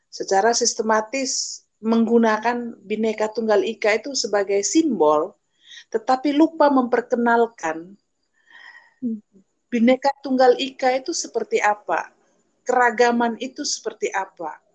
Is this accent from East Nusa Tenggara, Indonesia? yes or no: yes; East Nusa Tenggara, Indonesia; saya bahkan ya saya sebagai orang Sumba tidak mempelajari uh, suku saya diri saya identitas saya